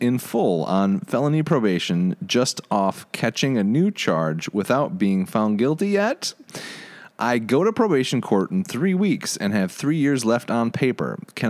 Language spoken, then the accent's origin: English; Michigan, United States